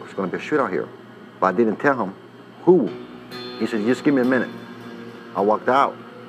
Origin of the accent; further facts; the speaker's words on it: Chicago, Illinois, United States; moved away; Well, I grew up in Chicago.